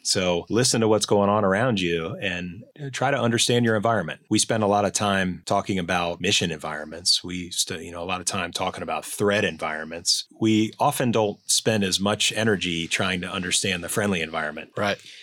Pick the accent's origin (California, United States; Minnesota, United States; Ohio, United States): Ohio, United States; Cincinnati; moved away; I'm a native Ohioan, so any Buckeyes out there, I share that lineage with you. I was born and raised in Cincinnati, Ohio, back before electricity